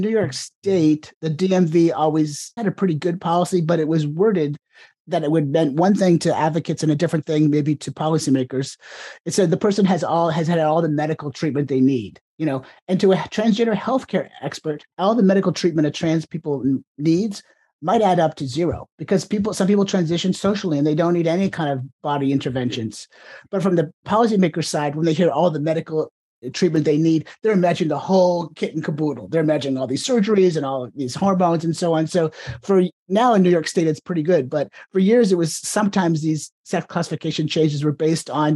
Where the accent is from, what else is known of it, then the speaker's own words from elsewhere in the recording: Ontario, Canada; now in United States; I was born in Canada or the province of Ontario